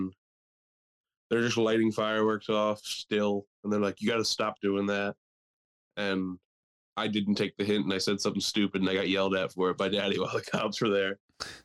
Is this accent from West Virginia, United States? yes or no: no; New Jersey, United States; growing up in South Jersey